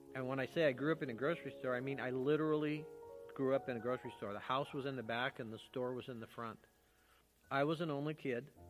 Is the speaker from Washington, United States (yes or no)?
yes; Bickleton, Washington, United States; also born or lived in Seattle, Washington; I was born in Seattle, but I was transported at a week old on Thanksgiving Day, as a matter of fact, to Bickleton, Washington